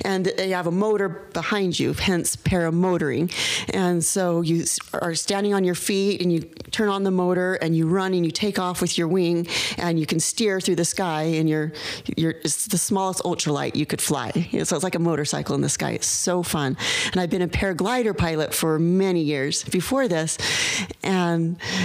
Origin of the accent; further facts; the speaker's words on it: Utah, United States; I grew up here in Utah.